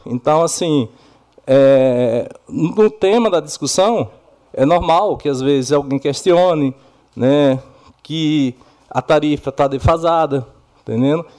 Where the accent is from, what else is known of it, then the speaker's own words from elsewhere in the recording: Bahia, Brazil; now in Iracemápolis, Brazil; muitas pessoas me conhecem como …